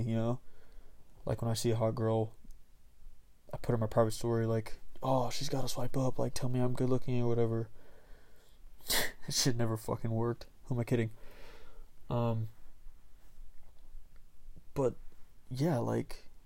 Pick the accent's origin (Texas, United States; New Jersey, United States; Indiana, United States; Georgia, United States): Georgia, United States; Marietta; I'm from Marietta, Georgia.